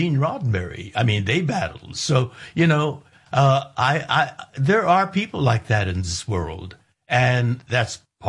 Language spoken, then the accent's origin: English; United States; I'm an American